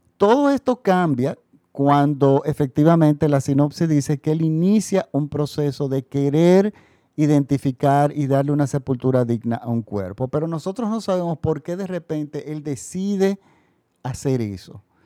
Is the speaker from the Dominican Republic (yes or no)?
yes; Dominican Republic; mi país, República Dominicana